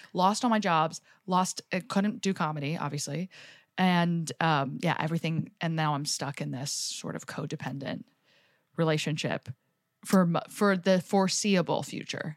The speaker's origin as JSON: {"language": "English", "area": "Jersey Shore", "region": "New Jersey", "country": "United States", "tie": "born or raised there", "also_born_or_lived": "New York", "moved": "yes", "said": "I grew up in the Jersey Shore."}